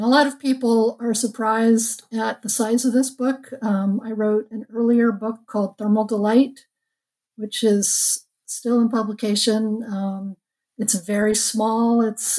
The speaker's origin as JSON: {"language": "English", "town": "Los Angeles", "region": "California", "country": "United States", "tie": "born or raised there", "said": "Well, I'm a California girl. I grew up in Los Angeles and went to college at Berkeley during the revolution back in the 70s"}